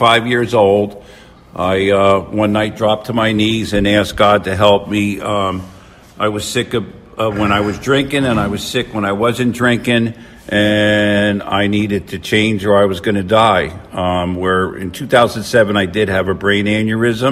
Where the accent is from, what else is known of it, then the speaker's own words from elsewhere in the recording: Passaic, New Jersey, United States; I was born in New Jersey, Passaic, New Jersey, March 3rd, 1957